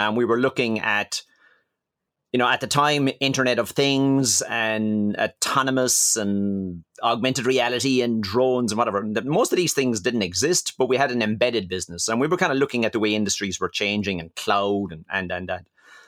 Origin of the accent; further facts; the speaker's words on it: Ireland; moved away as an adult; now in France; So I'm an Irish guy, and obviously living in France for the last 20 years.